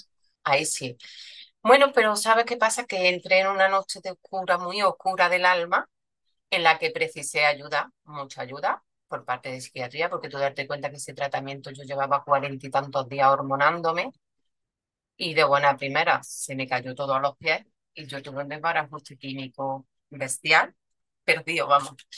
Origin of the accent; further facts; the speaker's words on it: Córdoba, Andalusia, Spain; soy de Córdoba, vivo en Córdoba, nacida en Córdoba y trabajo en Córdoba